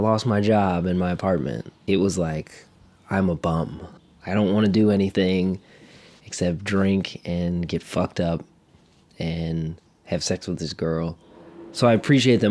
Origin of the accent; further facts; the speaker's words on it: Cleveland, Ohio, United States; I grew up in Cleveland, Ohio.